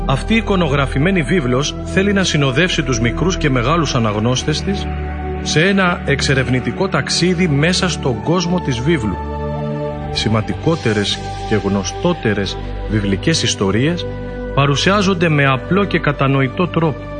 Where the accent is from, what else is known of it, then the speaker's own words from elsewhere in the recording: Albania; είμαι 20 χρονών και είμαι από την Αλβανία.